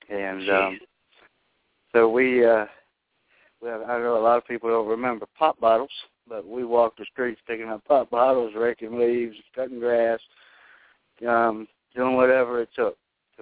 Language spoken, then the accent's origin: English; Southern Virginia, United States; also born or lived in Washington, D.C.; I grew up in Southern Virginia. I was born in Washington, D.C., and I moved to Southern Virginia when I was about 8